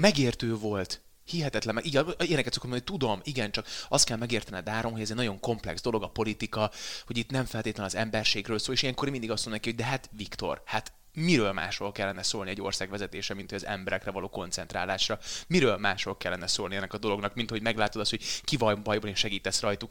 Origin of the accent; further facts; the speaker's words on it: Veszprém, Veszprém County, Hungary; moved away as an adult; now in Budapest, Hungary; Én Veszprémből jöttem föl Budapestre, Vörös Marti meg gimnáziumba jártam